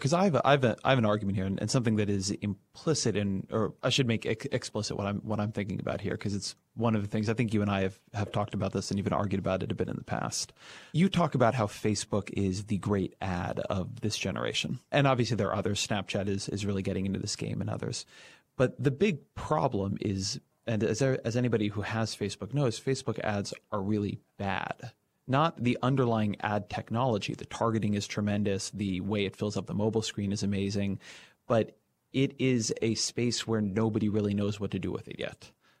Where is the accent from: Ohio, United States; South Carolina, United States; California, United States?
California, United States; I grew up in Orange County, so the LA Times or the OC Register